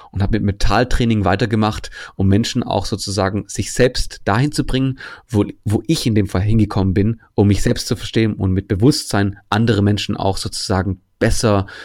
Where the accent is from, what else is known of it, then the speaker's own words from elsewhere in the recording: Germany; weil ich als Grieche bin hier in Deutschland aufgewachsen